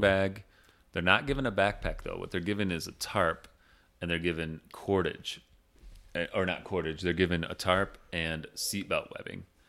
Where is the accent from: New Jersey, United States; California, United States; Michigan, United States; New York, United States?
Michigan, United States; Big Rapids; moved away; there's a school in my hometown called Ferris State University